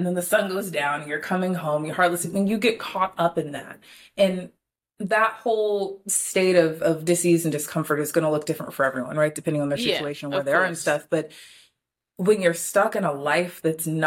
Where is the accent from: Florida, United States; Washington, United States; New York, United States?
Florida, United States; moved away; I'm from Florida